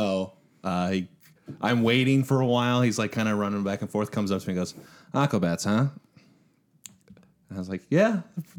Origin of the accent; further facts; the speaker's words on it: Brookfield, Wisconsin, United States; In Brookfield, Wisconsin.